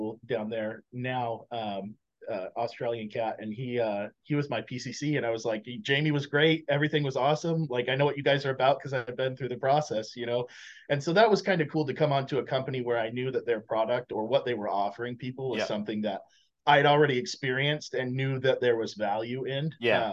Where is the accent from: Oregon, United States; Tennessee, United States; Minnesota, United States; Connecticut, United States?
Oregon, United States; moved away; I'm originally from Oregon